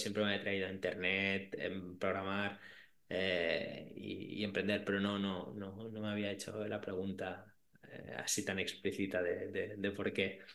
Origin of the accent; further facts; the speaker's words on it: Barcelona, Catalonia, Spain; soy de Barcelona, vivo en Barcelona